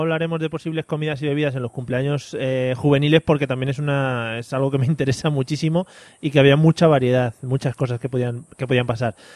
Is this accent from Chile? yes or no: no; Madrid, Community of Madrid, Spain; los que somos madrileños